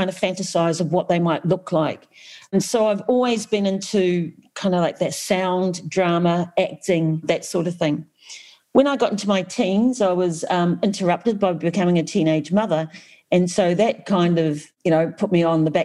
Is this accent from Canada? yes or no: no; New Zealand; I was brought up in Aotearoa